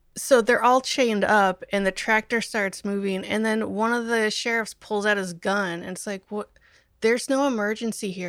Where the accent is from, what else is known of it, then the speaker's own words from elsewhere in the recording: Omaha, Nebraska, United States; I'm from Omaha.